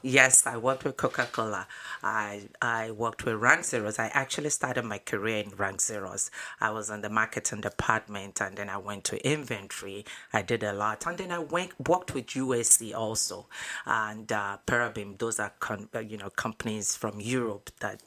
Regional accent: Nigeria; moved away; I was born in Nigeria, West Africa.

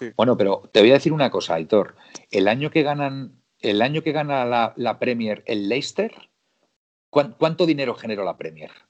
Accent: Spain; soy español

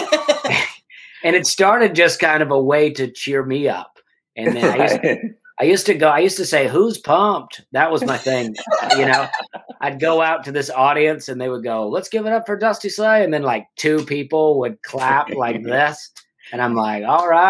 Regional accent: Alabama, United States; moved away; also born or lived in New York City; my wife's Canadian and I am from Alabama

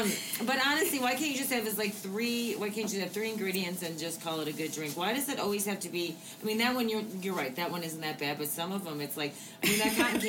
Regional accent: Midwest, United States; now in Castle Rock, United States; I'm from the Midwest.

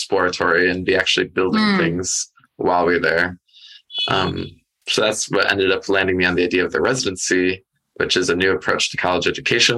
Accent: the Midwest of the United States, United States; I grew up in the Midwest of the United States

